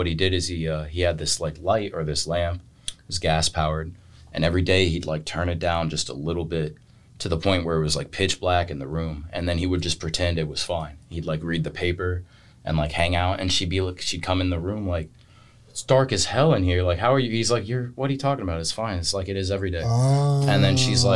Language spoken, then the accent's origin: English; Florida, United States; I'm from Florida